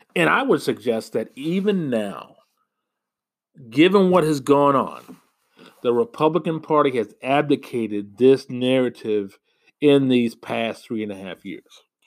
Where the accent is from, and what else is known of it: United States; also born or lived in Rochester, Minnesota